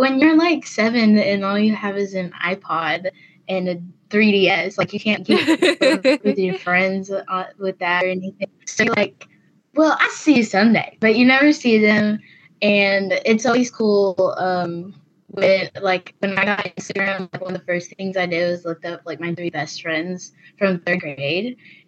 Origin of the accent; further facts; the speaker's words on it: Florida, United States; born there; I was born in Florida.